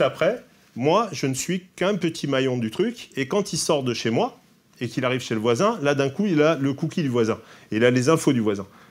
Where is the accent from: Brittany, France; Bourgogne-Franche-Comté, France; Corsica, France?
Corsica, France; Je suis corse